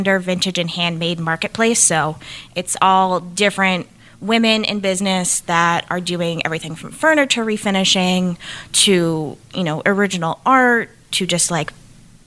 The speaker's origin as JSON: {"language": "English", "area": "Cape Cod", "region": "Massachusetts", "country": "United States", "tie": "born or raised there", "said": "Growing up on the Cape"}